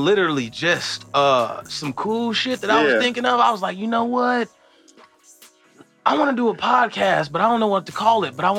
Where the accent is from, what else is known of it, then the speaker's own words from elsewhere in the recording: Glenwood, Illinois, United States; also born or lived in Evanston, Illinois; I grew up half of my life in Evanston, then moved the other half to Glenwood.